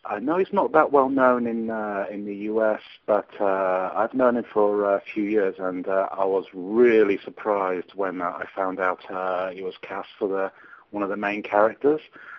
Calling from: Istanbul, Turkey; I'm calling from Istanbul in Turkey.

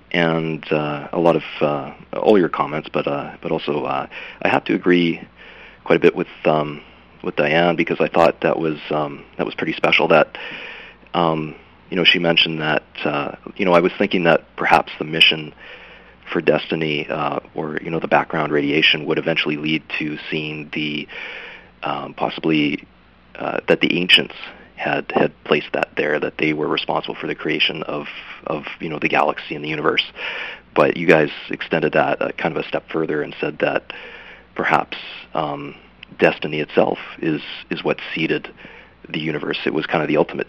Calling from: Vancouver, British Columbia, Canada; I'm calling from Vancouver, BC.

